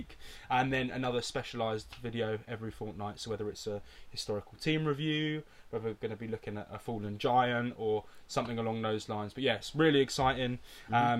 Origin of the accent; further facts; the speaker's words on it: Cambridge, East of England, United Kingdom; I'm 23. I'm from Cambridge